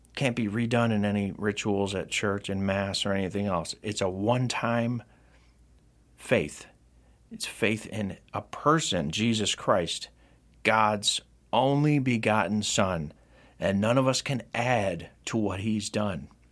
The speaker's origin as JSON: {"language": "English", "town": "Rome", "region": "New York", "country": "United States", "tie": "born or raised there", "said": "in my hometown of Rome, New York"}